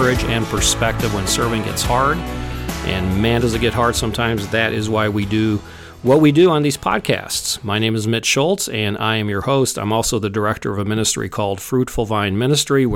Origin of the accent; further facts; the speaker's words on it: Papua, Indonesia; the same part where I grew up in Papua